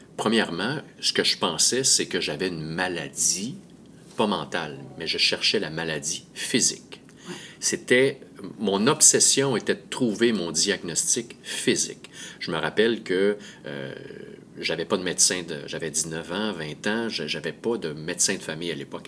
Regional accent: Montreal, Quebec, Canada; je viens de Montréal

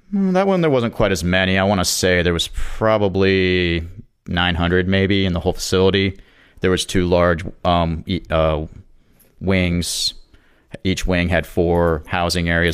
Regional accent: Jacksonville, Florida, United States; moved away as an adult; also born or lived in Charleston, South Carolina; I was originally from Jacksonville

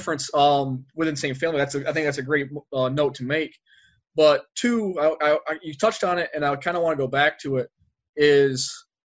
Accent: Northern New York State, United States; now in Arizona, United States; I was born and raised, I'm from New York originally

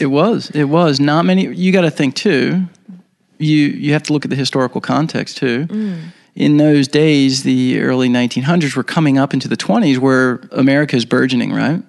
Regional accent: Baltimore, Maryland, United States; I was born and raised in Baltimore, Maryland, uh, in the United States

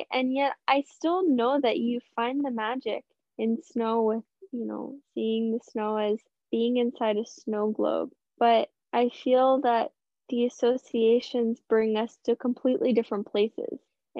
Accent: St. Louis, Missouri, United States; I grew up predominantly in St. Louis, kind of moved between places, but spent a lot of time there, and it snows there.

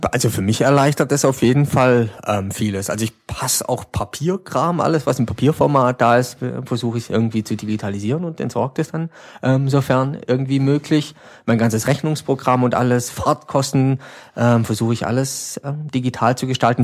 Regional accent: Schönenbach, Baden-Württemberg, Germany; ich komme aus Hörenbach, das ist so neben Furtwangen, so ein kleines Schwarzwald

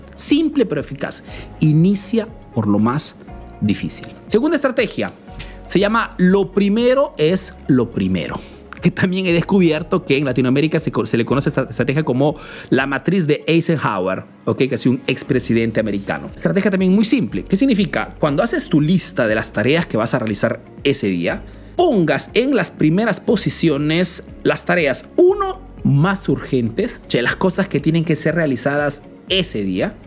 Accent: Peru; now in Italy; soy un emprendedor peruano que vive hace nuevos en Italia

